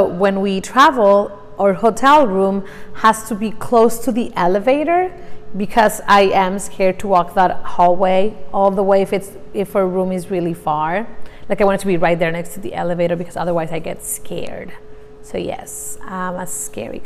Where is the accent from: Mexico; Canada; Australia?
Mexico; English is a second language; moved away as an adult; I'm Mexican. I was born in Mexico, born and raised. I lived there all my life up until about 5 years ago